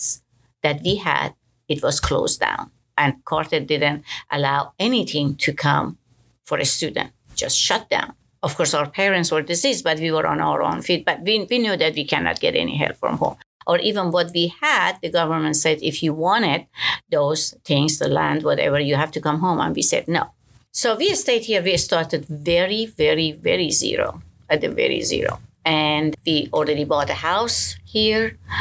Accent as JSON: {"language": "English", "country": "Iran", "second_language": "English", "moved": "as an adult", "lives_now": "Little Rock, United States", "said": "I am originally from Iran, and I moved here August of 78."}